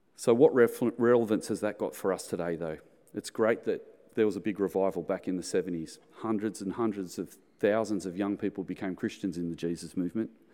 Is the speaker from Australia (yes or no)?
yes; Australia; in the nineteen seventies, when I was growing up in Sunday school, there was only a hundred kids in the Sunday school